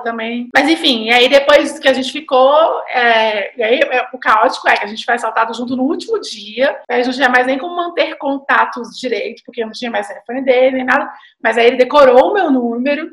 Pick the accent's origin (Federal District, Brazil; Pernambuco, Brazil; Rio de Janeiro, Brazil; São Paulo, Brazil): Federal District, Brazil; Brasília; eu sou de Brasília, nasci em Brasília